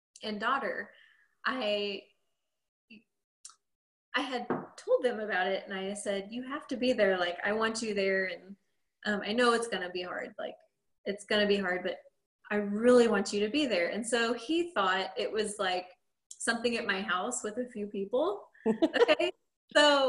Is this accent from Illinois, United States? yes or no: yes; Quincy, Illinois, United States; I'm from Quincy, Illinois